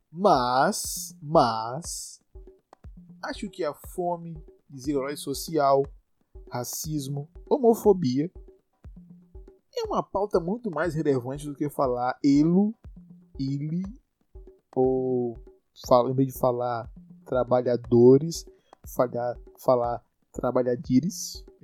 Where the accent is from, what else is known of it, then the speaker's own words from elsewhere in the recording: Salvador, Bahia, Brazil; E é isso, você que é de São Paulo, eu não sou de São Paulo, né? Eu sou de Salvador.